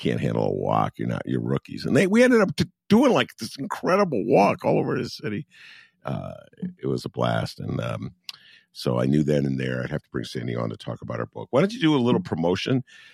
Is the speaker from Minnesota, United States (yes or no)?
no; Evanston, Illinois, United States; also born or lived in Chicago, Illinois; beautiful downtown Evanston, my beloved hometown